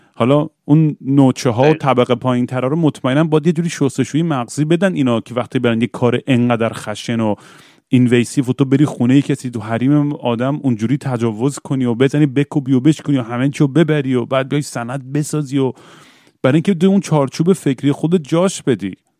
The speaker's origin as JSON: {"language": "Persian", "town": "Tabriz", "region": "East Azerbaijan", "country": "Iran", "tie": "born or raised there", "moved": "yes", "said": "برگردم تبریز"}